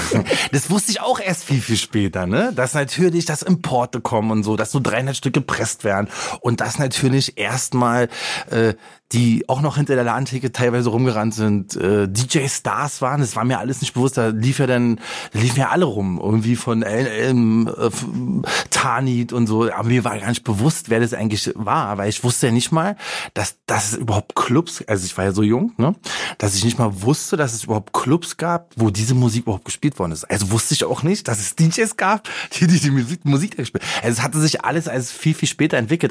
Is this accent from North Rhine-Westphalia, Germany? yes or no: no; Berlin, Germany; der Bezirk, wo ich aufgewachsen bin